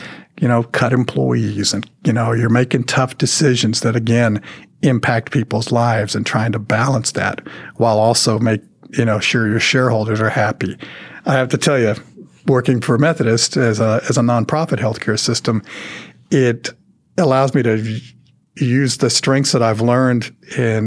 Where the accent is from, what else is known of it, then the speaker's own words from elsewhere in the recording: Dallas, Texas, United States; Growing up in Dallas